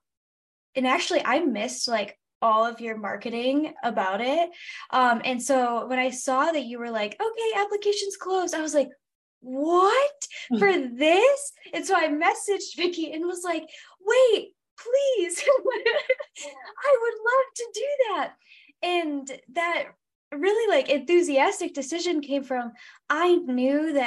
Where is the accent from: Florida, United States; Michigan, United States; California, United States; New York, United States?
Michigan, United States; I am from Michigan, America's High Five, and that's where I currently live.